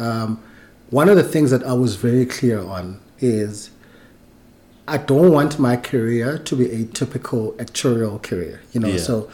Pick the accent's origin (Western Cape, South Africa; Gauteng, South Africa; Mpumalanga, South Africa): Gauteng, South Africa; Kagiso; also born or lived in Tsakane, East Rand; I was born in the East Rand. In Tsakane. And then we moved to Kagiso. I was very young, like late 80s. That's when we moved to Kagiso, and that's where I grew up